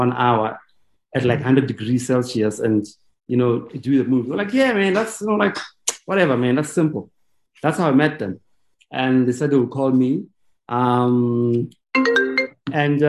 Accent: Vereeniging, Gauteng, South Africa; I went to General Smuts in Vereeniging

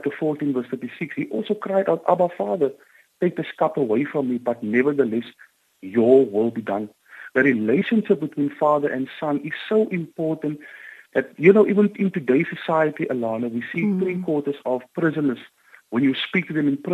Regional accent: Cape Town, Western Cape, South Africa; I grew up on the Cape Flats

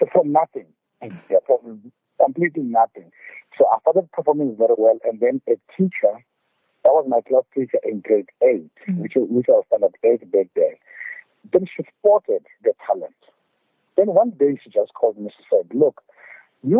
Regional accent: Ingwavuma, KwaZulu-Natal, South Africa; also born or lived in England; I moved from Zombiza to Ingwavuma High School. Ingwavuma High School now is something like 4 kilometers away from Mosfeld Hospital. So when I moved from Zombiza to Ingwavuma, now I had to leave my parents back there at Engonyameni

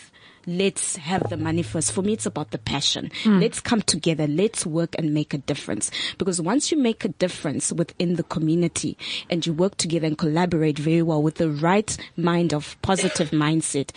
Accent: Zimbabwe; now in South Africa; I'm not South African, I'm Zimbabwean

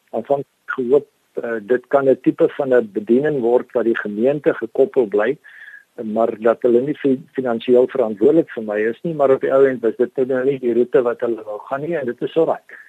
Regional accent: Danielskuil, Northern Cape, South Africa; now in George, South Africa; Daniel Skuil is 'n klein plekkie wat uh in suid van Kuruman geleë is.

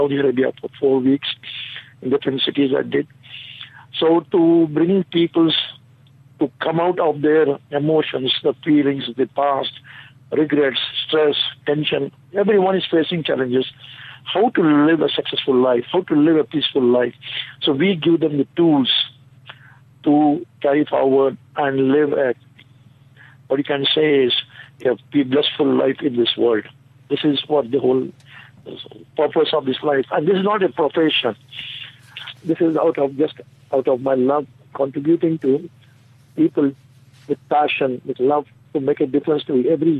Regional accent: Bangalore, Karnataka, India; from Bangalore city of India

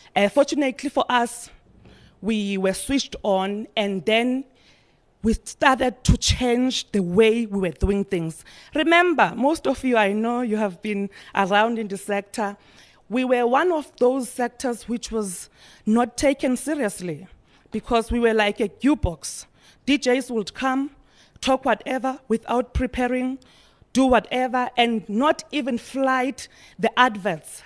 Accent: Eastern Cape, South Africa; We are coming from Norway, which is in the East, Eastern Cape.

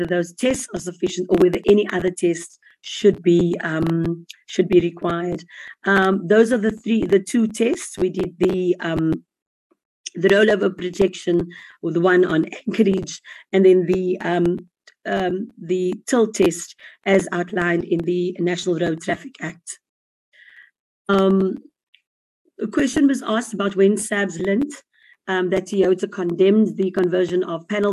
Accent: South Africa; as a South African citizen

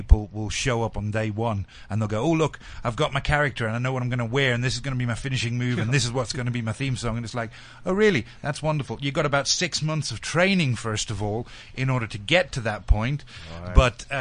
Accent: South Africa; moved away as an adult; also born or lived in Yorkshire, England / Northern Ireland; came over here when I was 5, did all my school and everything here

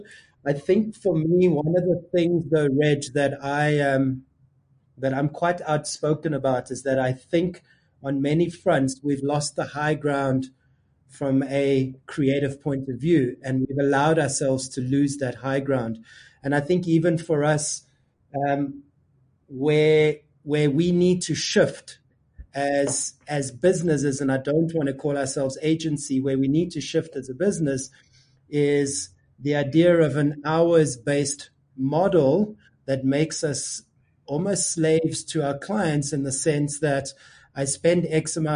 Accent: South Africa; we're South African and we're African

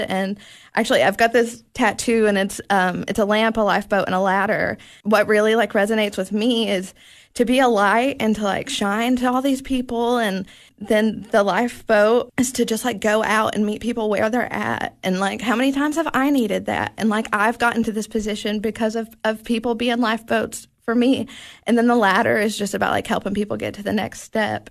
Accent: Knoxville, Tennessee, United States; moved away as an adult; now in Cookeville, United States; I grew up in Knoxville and I moved here to go to Tech

